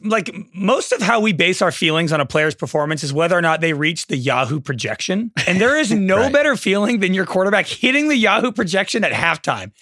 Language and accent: English; the Bay Area, California, United States; I'm from the Bay